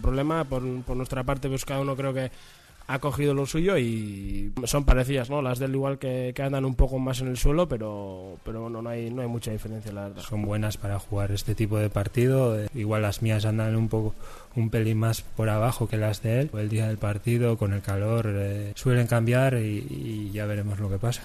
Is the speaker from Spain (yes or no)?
yes; Navarre, Spain; mi casa, en mi tierra